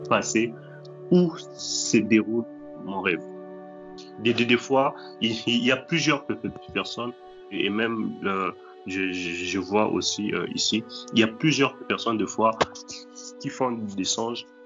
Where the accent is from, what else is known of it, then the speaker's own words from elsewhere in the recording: Matadi, Kongo Central, DR Congo; also born or lived in Kinshasa; now in Russia; la maison où, où, j'ai grandi à, à, à Matadi, alors qu'aujourd'hui je suis en, Russie